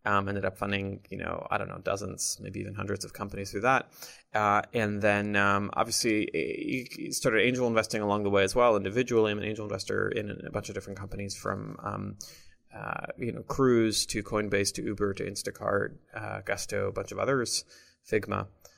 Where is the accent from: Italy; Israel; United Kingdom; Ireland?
Israel; Jerusalem, Jerusalem District; English is a second language; moved away as an adult; now in United States; I'm originally from Jerusalem, Israel. Came out to Silicon Valley when I was, I think, 18 or 19.